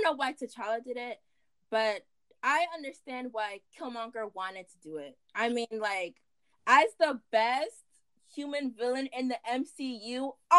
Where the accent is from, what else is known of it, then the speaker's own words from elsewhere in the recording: United States; I'm African, but I'm African American, so I don't really have an accent. Or I was born in America.